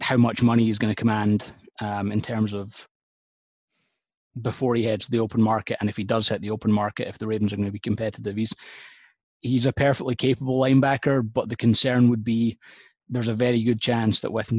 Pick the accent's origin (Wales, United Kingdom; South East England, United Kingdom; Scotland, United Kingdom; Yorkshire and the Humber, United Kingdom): Scotland, United Kingdom; Being Scottish